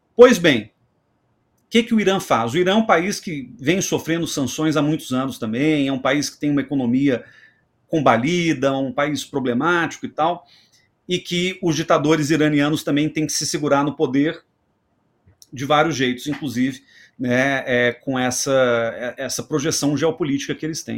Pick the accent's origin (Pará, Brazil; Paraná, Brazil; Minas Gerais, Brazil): Minas Gerais, Brazil; Belo Horizonte; Belo Horizonte, que é minha terra